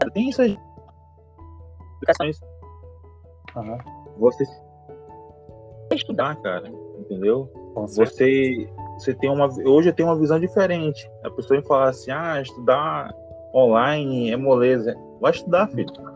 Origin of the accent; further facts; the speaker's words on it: Manaus, Amazonas, Brazil; moved away as an adult; now in Paraguay; sou natural de Manaus, Amazonas.